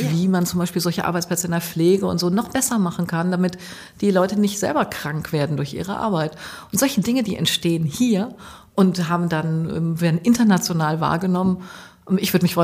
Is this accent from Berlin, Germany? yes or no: no; Münster, North Rhine-Westphalia, Germany; ich komme aus Münster, lebe hier im Südviertel